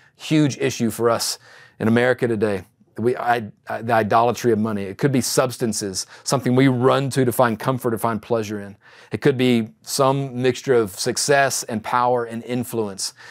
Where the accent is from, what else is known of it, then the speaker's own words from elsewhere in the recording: East Texas, United States; a young man growing up in East Texas